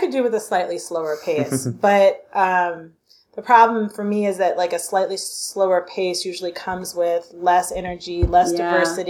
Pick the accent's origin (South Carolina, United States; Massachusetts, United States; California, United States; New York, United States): New York, United States; New York City; I grew up in New York too, and I grew up in Brooklyn